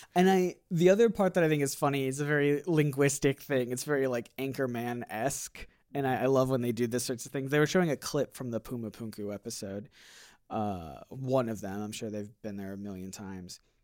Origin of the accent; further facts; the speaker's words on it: Portage, Michigan, United States; moved away; I'm a former Michigander. I grew up literally here in Kalamazoo. Mm. Uh, a little bit, a little bit further out uh, in, in Portage, but basically here